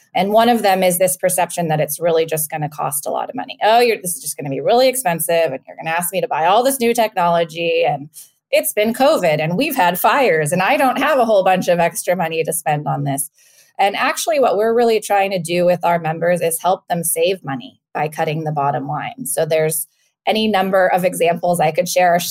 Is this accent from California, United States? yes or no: yes; Napa Valley, California, United States; moved away as an adult; also born or lived in Washington, D.C.; I'm from the Napa Valley originally